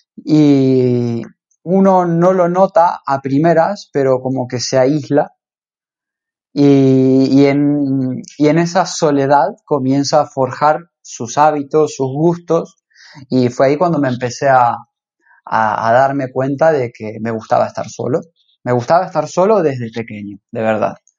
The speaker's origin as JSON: {"language": "Spanish", "town": "Rosario", "region": "Santa Fe", "country": "Argentina", "tie": "born or raised there", "moved": "as an adult", "lives_now": "Ibiza, Spain", "said": "Yo soy argentino, eh, nací en Rosario, la ciudad de Rosario iba al colegio Pestalozzi"}